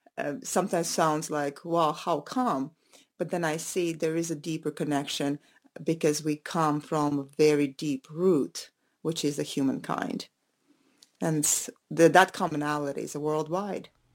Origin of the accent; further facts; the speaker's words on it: Latvia; moved away; I'm originally from Latvia, and our Latvian roots